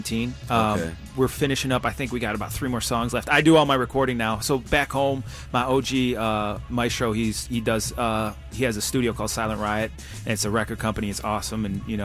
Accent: Detroit, Michigan, United States; Same thing in Detroit, you know, Motown, right? You know what I mean? Like, that's where I come from. I come from Motown.

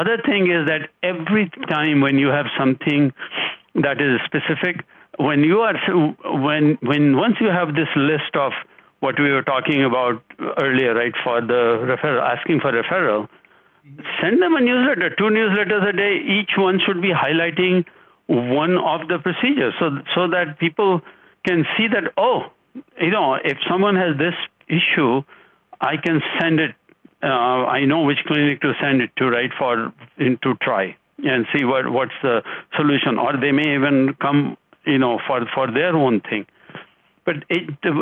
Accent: India; now in United States; I am originally from India. I've lived here for much longer than I've lived in India, right, for 40 plus years

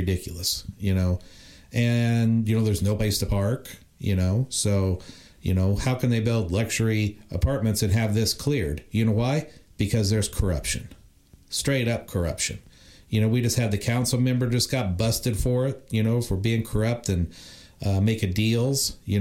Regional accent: Indiana, United States; now in Los Angeles, United States; I'm not even from California. I'm from Indiana, you know, but I came here

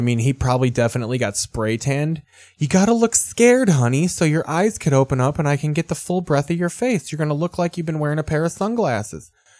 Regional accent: Australia; now in Miami, United States; I'm an Australian guy in Miami, that's real crazy, right?

